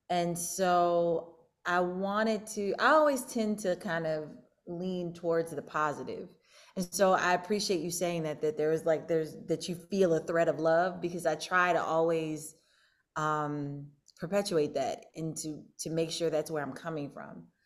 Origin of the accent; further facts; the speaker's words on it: St. Louis, Missouri, United States; moved away; also born or lived in Pittsburgh, Pennsylvania; I am from uh, Pittsburgh, as Neil mentioned. I was born in Pittsburgh, but um, I spent I spent part of my childhood um, in St. Louis